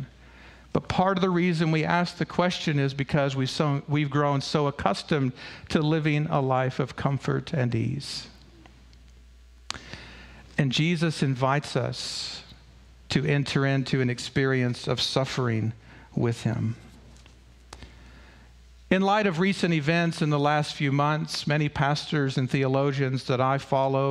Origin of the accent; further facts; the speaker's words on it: United States; I was born in the United States of America